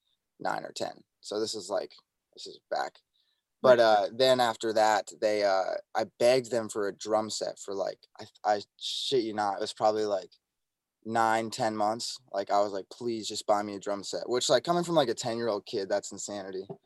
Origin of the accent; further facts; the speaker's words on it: Montana, United States; now in Nashville, United States; I grew up in Montana